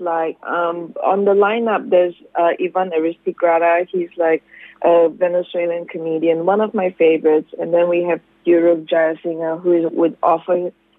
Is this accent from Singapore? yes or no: yes; Singapore; now in Australia; I'm Singaporean.